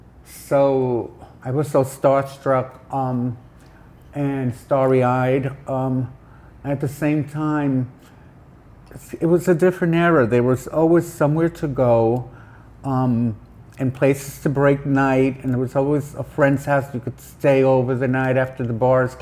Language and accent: English; New York City, New York, United States; also born or lived in Puerto Rico; living in Chelsea and growing up here